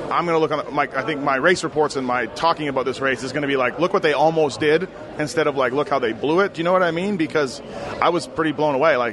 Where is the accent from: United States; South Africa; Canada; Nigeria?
Canada; I'm Canadian